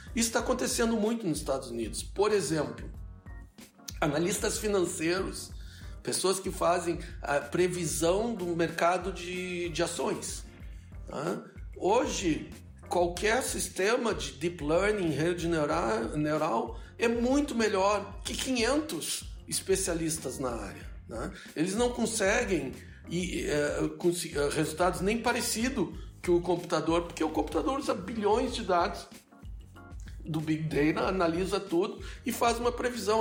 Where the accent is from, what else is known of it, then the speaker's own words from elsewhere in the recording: Brazil; moved away as an adult; now in United States; eu saí do Brasil há mais de 30 anos